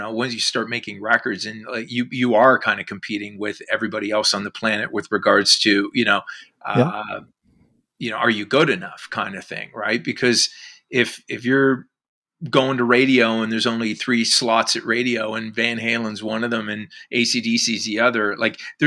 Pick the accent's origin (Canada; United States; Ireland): Canada; Whitby, Ontario; also born or lived in Oshawa / Ajax; now in Oakville, Canada; I was actually born in Oshawa, but I grew up in Whitby and then Ajax.